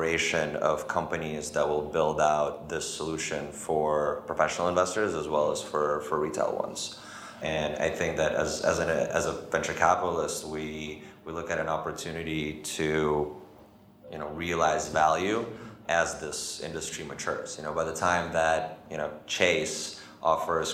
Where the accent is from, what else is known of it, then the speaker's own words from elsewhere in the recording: United States; as an American